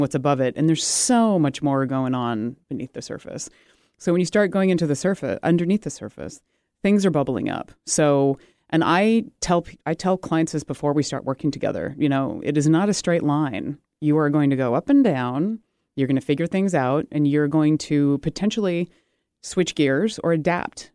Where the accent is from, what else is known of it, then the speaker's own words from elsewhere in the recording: United States; I'm American made British parts